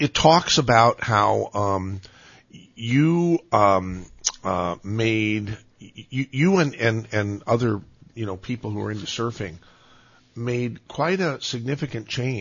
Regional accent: Santa Cruz, California, United States; we are both Santa Cruz natives

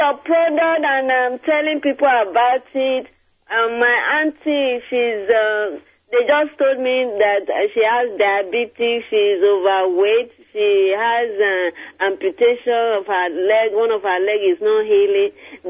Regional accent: Nigeria; now in Virginia, United States; I'm from Nigeria.

